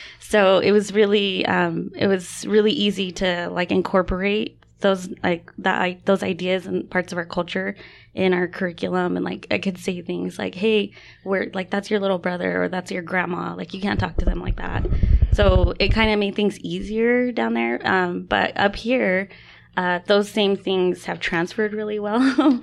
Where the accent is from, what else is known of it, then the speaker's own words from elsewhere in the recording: West Valley City, Utah, United States; also born or lived in Arizona; I'm Dene from Denhotse, Arizona. Um, and then I grew up here in West Valley